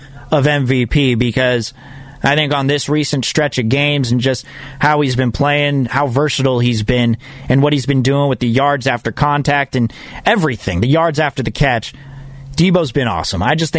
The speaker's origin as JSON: {"language": "English", "town": "Fremont", "region": "California", "country": "United States", "said": "I'm from Fremont"}